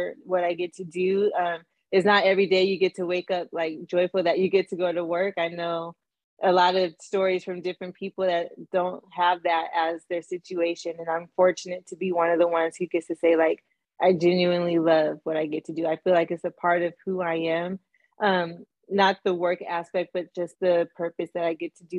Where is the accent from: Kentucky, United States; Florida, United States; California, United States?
California, United States; Southern; born and raised in Southern California